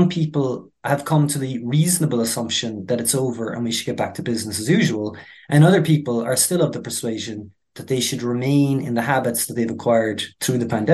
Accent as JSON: {"language": "English", "country": "Ireland", "said": "I'm from rural Ireland"}